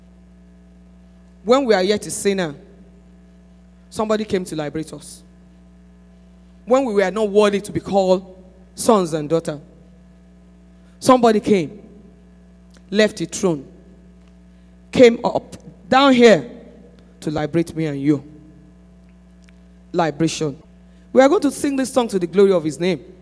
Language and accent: English; Nigeria; I came all the way from Nigeria